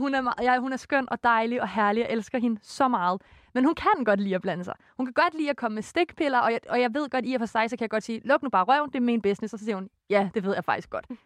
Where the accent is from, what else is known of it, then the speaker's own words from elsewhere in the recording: West Jutland, Central Denmark Region, Denmark; jeg er jo fra Vestjylland